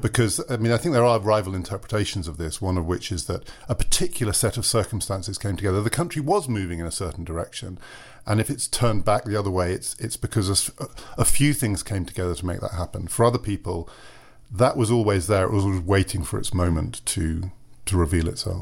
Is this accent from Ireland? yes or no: no; United Kingdom; as a British citizen